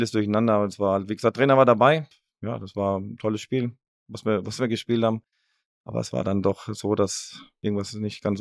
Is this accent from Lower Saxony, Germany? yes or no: no; Baden-Württemberg, Germany; also born or lived in Ruhr area; aber ich bin Badenser und das werde ich auch immer bleiben. Ähm, das, ist, das ist meine Heimat. Ruhrgebiet hat mich, hat mich geprägt, mein halbes Leben hier verbracht.